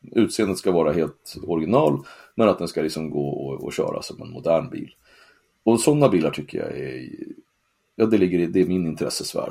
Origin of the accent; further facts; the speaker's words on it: Sweden; jag är från Sverige